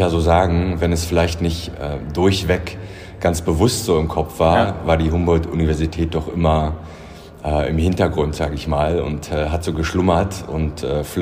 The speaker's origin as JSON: {"language": "German", "region": "Brandenburg", "country": "Germany", "tie": "born or raised there", "said": "Also ich bin äh, quasi südlich von Berlin aufgewachsen und bin hierher gekommen"}